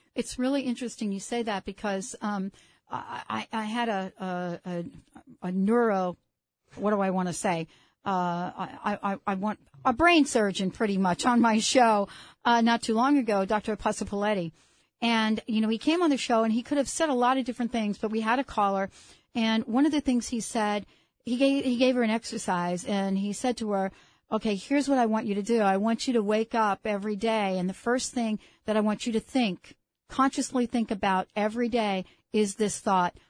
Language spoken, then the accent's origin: English; New York City, New York, United States; And I grew up in the Bronx. I grew up in what, what is known as the projects of the Bronx